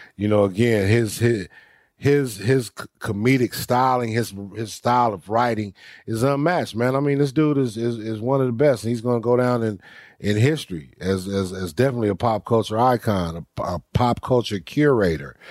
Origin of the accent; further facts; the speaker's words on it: Los Angeles, California, United States; also born or lived in Dumas, Arkansas; my mother remarried, got us here to Los Angeles. I was 10 years old. So I grew up here in California